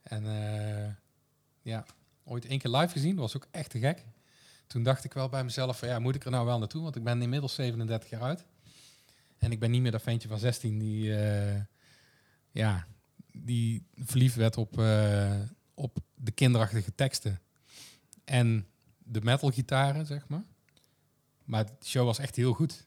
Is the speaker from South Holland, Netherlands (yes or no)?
no; Kruisland, North Brabant, Netherlands; geboren in Kruisland